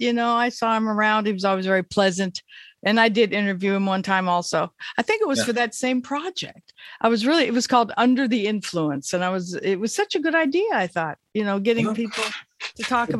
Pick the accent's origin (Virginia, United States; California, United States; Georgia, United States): California, United States; I'm from the Golden State, and I have a feeling about it.